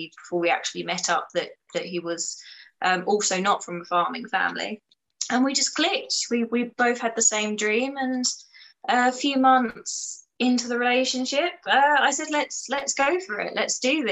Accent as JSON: {"language": "English", "town": "Chelmsford", "region": "East of England", "country": "United Kingdom", "tie": "born or raised there", "said": "I grew up in Essex in Chelmsford, so it's an absolute concrete jungle"}